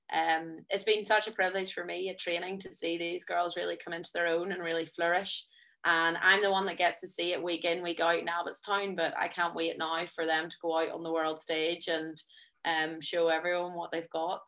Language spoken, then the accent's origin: English; Ireland; as Irish people